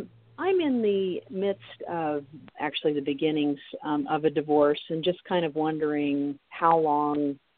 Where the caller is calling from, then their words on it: Kansas, United States; I'm calling from Kansas, from the middle of the country.